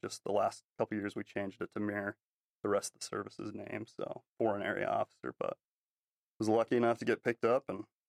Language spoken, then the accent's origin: English; Salt Lake City, Utah, United States; I grew up in Salt Lake City, Utah, LDS guy, served a mission in Thailand.